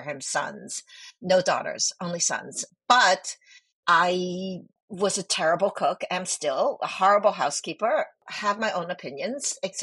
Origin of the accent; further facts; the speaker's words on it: New York City, New York, United States; English is a second language; also born or lived in Hong Kong; I moved from Hong Kong to New York when I was 5 years old, and we were incredibly poor